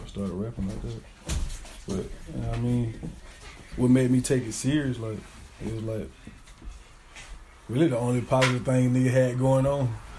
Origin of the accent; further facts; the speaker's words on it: Aiken, South Carolina, United States; I'm from Aiken. You know what I mean? Shallow Heights, but like, I grew up a little bit everywhere type shit, you feel me?